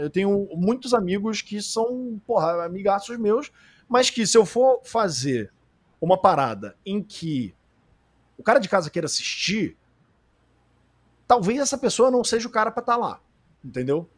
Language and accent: Portuguese; Rio de Janeiro, Brazil; a gente é carioca